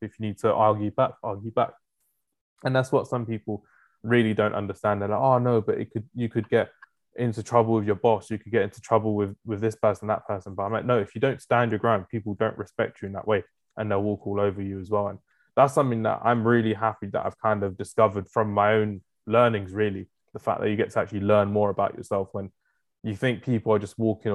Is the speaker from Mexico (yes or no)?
no; London, United Kingdom; me growing up in London